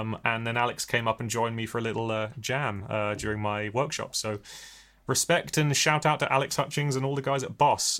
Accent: Hampshire, South East England, United Kingdom; now in Bristol, United Kingdom; I was born in Bristol, but never really lived here. I grew up in Hampshire

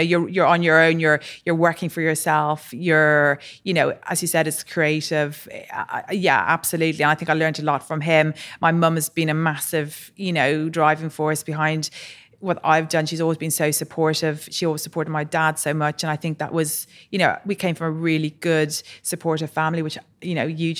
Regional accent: Ireland; So I was born and raised in Ireland. My parents moved there probably early 70s, and then both myself and my brother were born there.

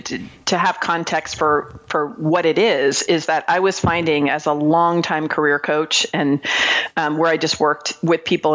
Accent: Marin County, California, United States; moved away; I grew up in Marin County, California

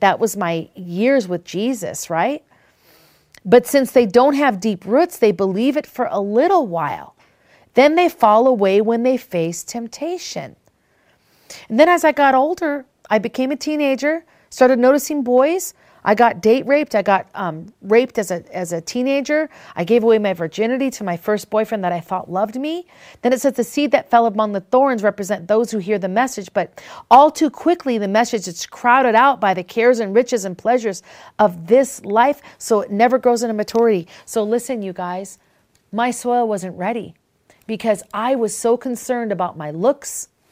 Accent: Minnesota, Wisconsin, Midwest, United States; When I was a little girl, I grew up in Minnesota in Wisconsin, and I remember we lived on several different farms

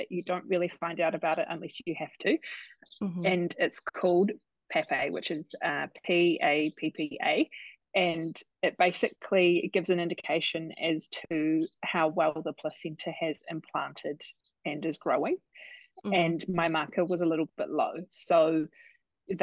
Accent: Christchurch, Canterbury, New Zealand; also born or lived in Canada; now in Tauranga, New Zealand; I'm originally from Christchurch, but living in Tauranga with my fiance, Brad.

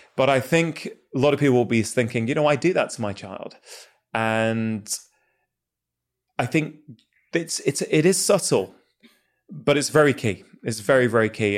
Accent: United Kingdom; as a kid growing up in the U K

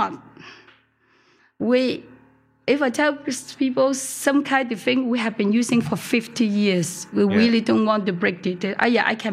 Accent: Hong Kong; also born or lived in Chaozhou (father's hometown); I was born in Hong Kong, first generation

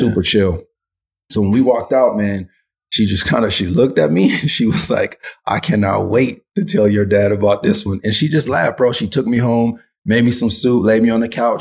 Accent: Los Angeles, California, United States; growing up, you know, in, in, in South Central, um, and I should clarify, right? My, my whole childhood was not in South Central

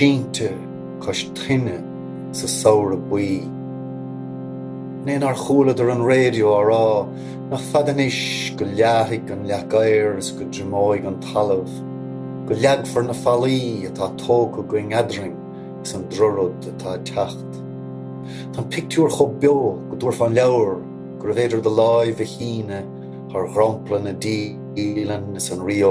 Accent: Cork, Munster, Ireland; moved away as an adult; now in Connemara Gaeltacht, Ireland; I'm from Cork originally, but living now on the edge of the Connemara Gaeltacht.

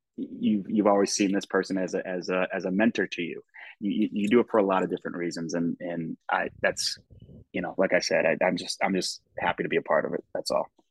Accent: United States; as an American, you know, soccer fan, football fan from here

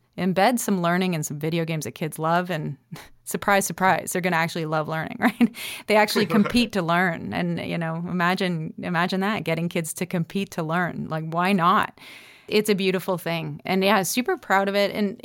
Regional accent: Nova Scotia, Canada; I'm definitely a Nova Scotian and I love my roots.

